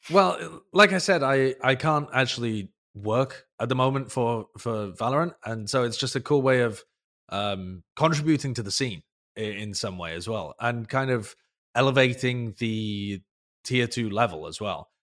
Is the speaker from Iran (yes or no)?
no; United Kingdom; I'm British